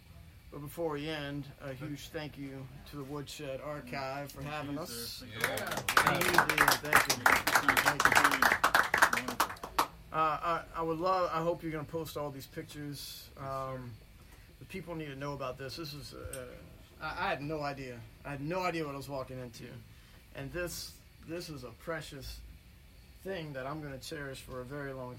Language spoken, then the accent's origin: English; Florence, South Carolina, United States; also born or lived in New Orleans / New York / Europe; now in Columbia, United States; I'm originally from Florence, South Carolina.